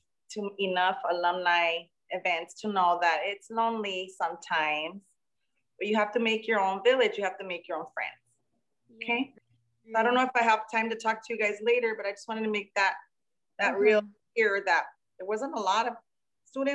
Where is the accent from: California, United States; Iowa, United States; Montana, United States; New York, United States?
California, United States; Los Angeles; I grew up in segregated Los Angeles in the 80s